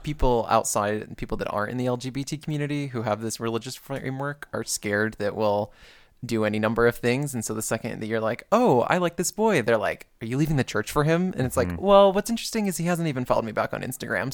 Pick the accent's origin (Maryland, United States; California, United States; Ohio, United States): Ohio, United States; Perrysburg; moved away as an adult; I'm from Ohio, from a very very white town